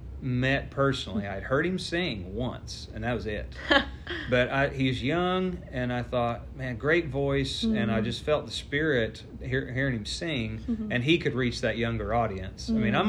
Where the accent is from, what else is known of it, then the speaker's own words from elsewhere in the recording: Southern Illinois, United States; Yeah, well, I'm from Southern Illinois.